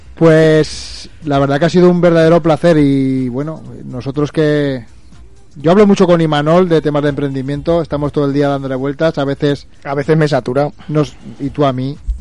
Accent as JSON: {"language": "Spanish", "region": "Aragon", "country": "Spain", "said": "yo soy aragonés"}